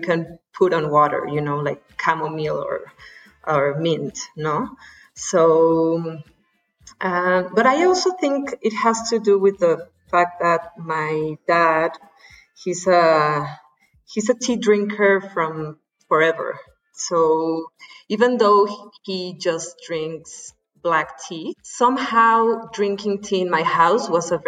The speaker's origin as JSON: {"language": "English", "region": "Mexico City", "country": "Mexico", "said": "I'm from Mexico City"}